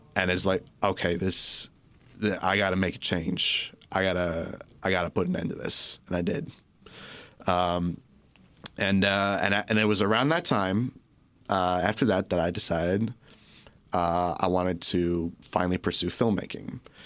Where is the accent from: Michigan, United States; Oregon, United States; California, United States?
Michigan, United States; Orchard Lake; I grew up in, uh, right near here in a little place called Orchard Lake.